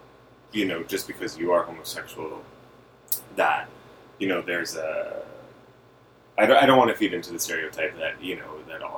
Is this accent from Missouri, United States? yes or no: no; Connecticut, United States; I was raised in Connecticut.